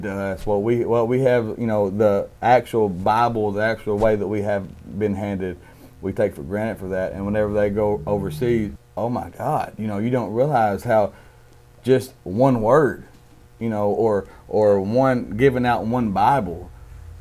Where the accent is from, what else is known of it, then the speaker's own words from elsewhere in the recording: United States; being an American